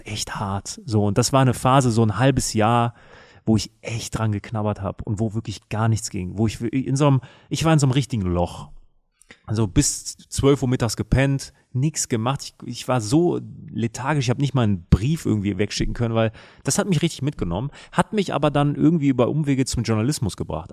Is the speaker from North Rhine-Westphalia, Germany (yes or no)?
yes; Münster, North Rhine-Westphalia, Germany; war ich in der Münsteraner Innenstadt, meiner Heimatstadt